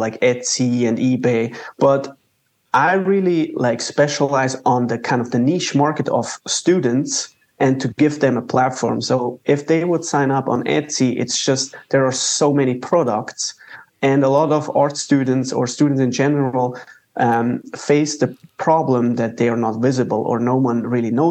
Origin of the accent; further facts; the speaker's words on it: Zurich, Switzerland; moved away as an adult; also born or lived in Waco, Texas, United States; now in United States; I'm born and raised in Switzerland. I came to the U.S. for my master's degree at Baylor University